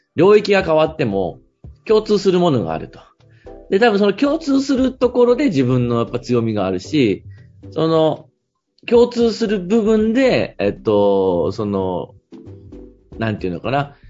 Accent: Fukui, Japan; moved away; 地元の福井に帰って街づくりっていう分野の仕事をするとき

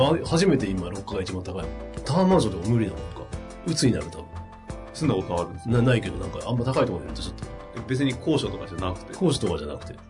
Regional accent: Yokohama, Kanagawa, Japan; 横浜で生まれてるから。

